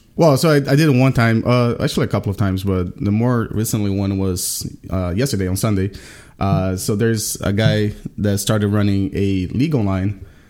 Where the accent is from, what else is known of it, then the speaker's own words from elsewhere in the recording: Brazil; now in Richmond, United States; I'm from Brazil, but I've been living in Richmond, Virginia for the past twenty years.